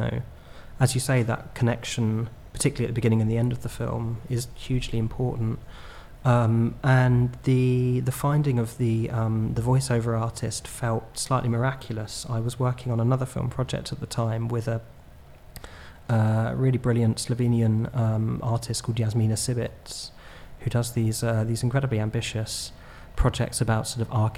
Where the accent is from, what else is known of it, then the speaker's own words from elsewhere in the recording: Horley, South East England, United Kingdom; now in London, United Kingdom; my hometown, which is Hawley in Surrey near Gatwick Airport